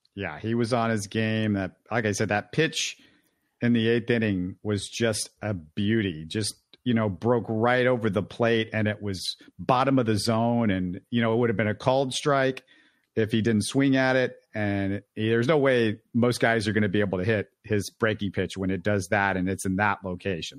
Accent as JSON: {"language": "English", "town": "Houston", "region": "Texas", "country": "United States", "tie": "born or raised there", "said": "I grew up in Houston. I grew up an Astros fan"}